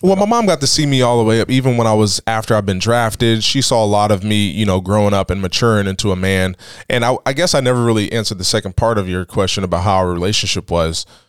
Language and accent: English; Tuscarawas County, Ohio, United States; I grew up on Washington Street